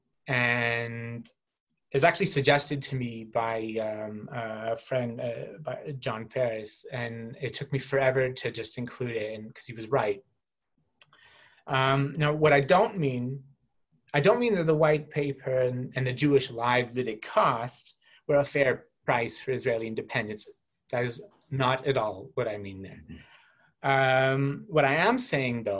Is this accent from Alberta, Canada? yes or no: yes; Calgary, Alberta, Canada; my hometown police in Calgary